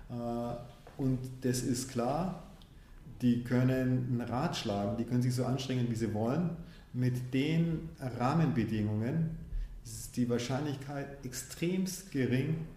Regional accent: Munich, Bavaria, Germany; also born or lived in Tanzania; Ich bin selbst in München auch geboren. In, als ich fünf war, sind meine Eltern nach Tansania. Als ich zwölf war, haben sie sich getrennt. Meine Mutter, meine Schwester und ich sind wiederum zurück nach München.

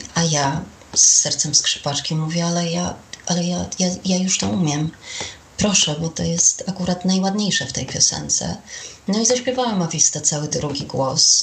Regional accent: Olsztyn, Warmian-Masurian Voivodeship, Poland; Pracowałam w radiu olsztyńskim, skąd pochodzę

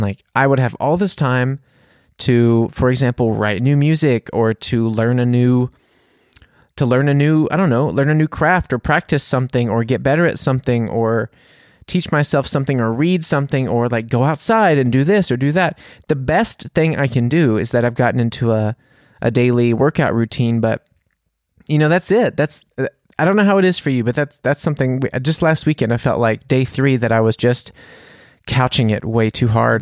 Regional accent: United States; now in Bavaria, Germany; I'm American

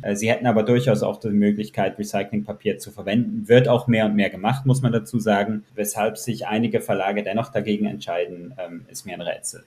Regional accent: Zurich, Switzerland; Ich komme aus Zürich

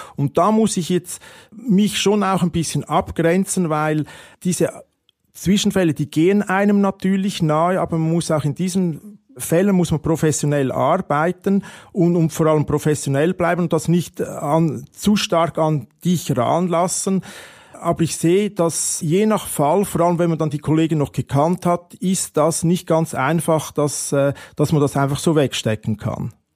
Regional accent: Switzerland; als Schweizer

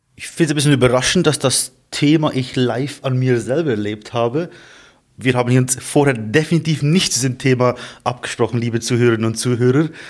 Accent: Emmenbrücke, Lucerne, Switzerland; bei uns in Emmenbrücke in unserer Gemeinde

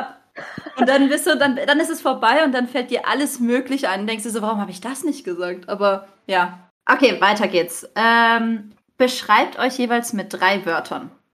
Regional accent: Freiburg, Baden-Württemberg, Germany; Ich komme übrigens aus Freiburg

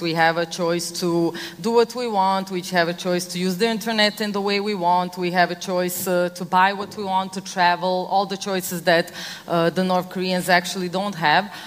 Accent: Serbia; I come from Serbia, it's an ex Yugoslav country.

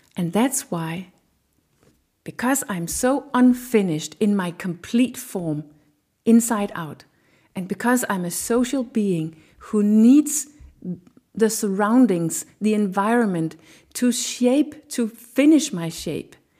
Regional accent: Denmark; I have a Danish culture inside of me

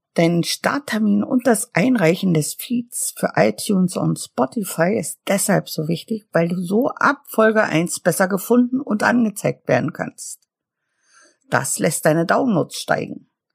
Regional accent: Mecklenburg-Vorpommern, Germany; ich komme aus Mecklenburg und liebe die plattdeutsche Sprache

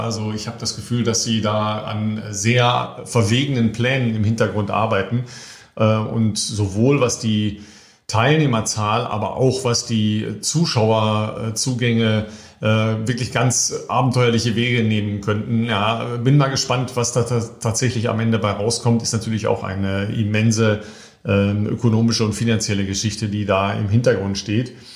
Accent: Germany; als Deutsche

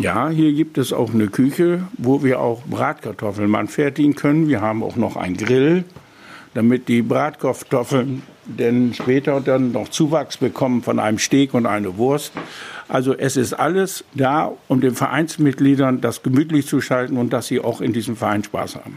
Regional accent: Kornau, Lower Saxony, Germany; born or raised there

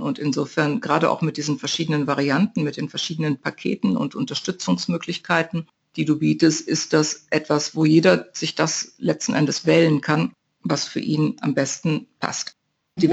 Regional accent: North Rhine-Westphalia, Germany; moved away; In meiner Heimat zumindest sagte man das, in meiner westfälischen

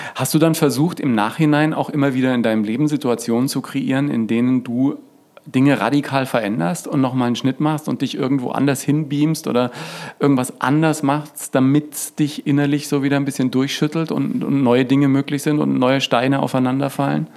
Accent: Franconia, Bavaria, Germany; In Franken aufgewachsen

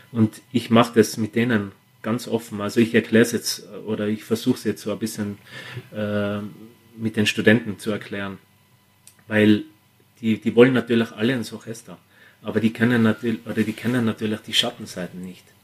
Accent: Austria; vor allem wir als Österreicher, wir sind immer sehr heimatverbunden.

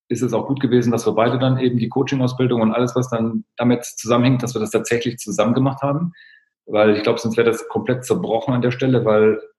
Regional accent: East Germany, Germany; Ich bin im Osten aufgewachsen, das war so ein Muster, was ich kenne, aber mir ist es nie aufgefallen.

